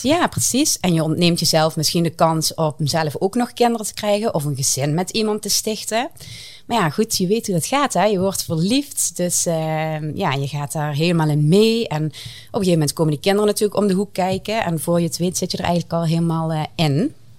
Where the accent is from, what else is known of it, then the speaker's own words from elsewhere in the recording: southern Netherlands, Netherlands; accent: southern; jullie horen aan mijn accent, ik kom eh, uit het zuiden. En ik bevind mij vrij dicht tegen de Belgische grens